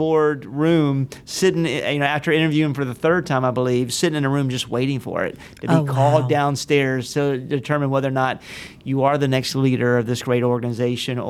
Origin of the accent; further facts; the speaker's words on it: Jacksonville, Florida, United States; Born and raised in Jacksonville, Florida